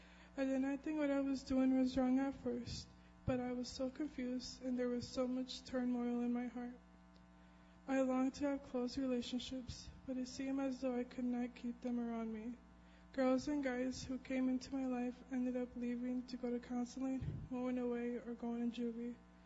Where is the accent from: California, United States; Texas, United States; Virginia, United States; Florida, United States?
Texas, United States; San Antonio; born there; I was born in San Antonio, Texas, a little over 17 years ago, to my mom and dad, the two older siblings, Valerie and Eleazar.